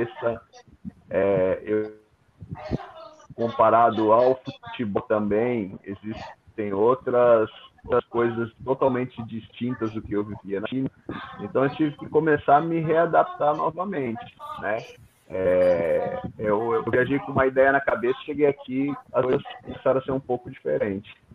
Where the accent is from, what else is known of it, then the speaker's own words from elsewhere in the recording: São Paulo, Brazil; moved away as an adult; now in Kaohsiung, Taiwan; Eu sou natural de São Paulo, né? Minha família toda de São Paulo